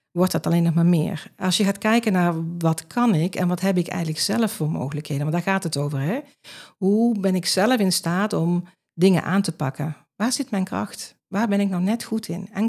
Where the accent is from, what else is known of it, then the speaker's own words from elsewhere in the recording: Limburg, Netherlands; accent: Limburgish; Maar goed, ik heb wel mijn Limburgse